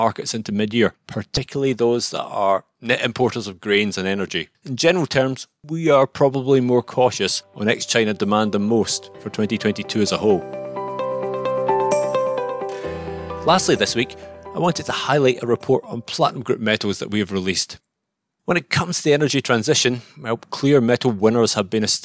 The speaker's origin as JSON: {"language": "English", "region": "Scotland", "country": "United Kingdom", "said": "I am a Scotsman"}